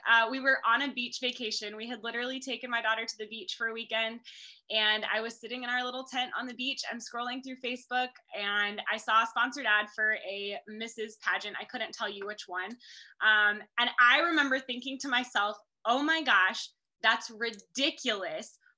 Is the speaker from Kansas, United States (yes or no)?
yes; Kansas, United States; I am Mrs. Kansas International 2022 and proud of it.